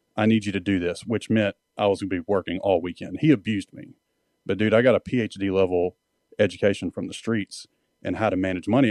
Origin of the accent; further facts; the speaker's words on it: Mississippi, United States; moved away as an adult; I was a redneck from Mississippi